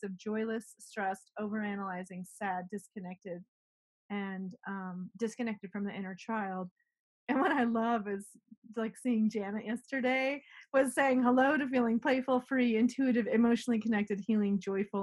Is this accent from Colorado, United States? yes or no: yes; Colorado, United States; I was raised in Colorado